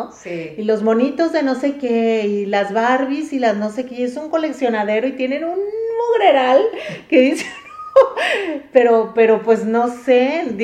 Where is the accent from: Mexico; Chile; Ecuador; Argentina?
Mexico; now in United States; Cuando yo me vine a vivir aquí de México, aquí a Estados Unidos